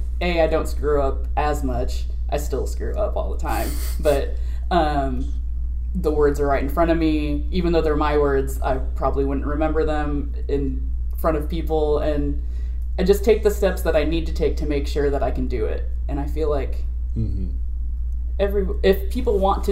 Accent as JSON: {"language": "English", "town": "Sioux City", "region": "Iowa", "country": "United States", "tie": "born or raised there", "moved": "as an adult", "said": "I grew up in Iowa, but it was, like, very close to South Dakota and Nebraska. So when we were living in, like, Sioux City"}